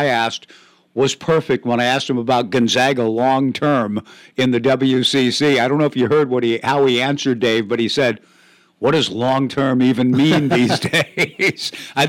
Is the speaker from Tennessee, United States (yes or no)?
no; Lake Oswego, Oregon, United States; when you're living in Portland, in the Portland metro area, growing up in Lake Oswego